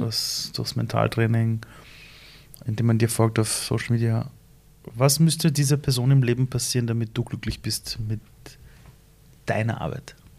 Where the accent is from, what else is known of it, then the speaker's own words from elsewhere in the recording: Iran; moved away; in meinem Heimatland Iran